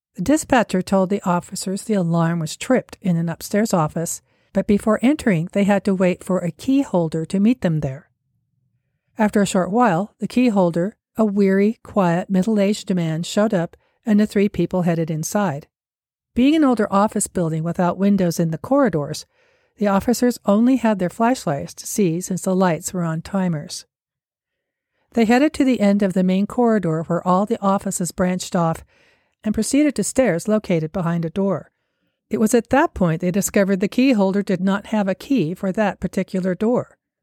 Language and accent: English; Salt Lake City, Utah, United States; here in Salt Lake City, my hometown